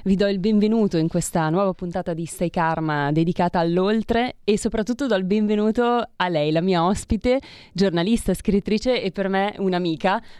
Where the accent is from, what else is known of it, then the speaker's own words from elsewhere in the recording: Ponteranica, Lombardy, Italy; Nella mia terra.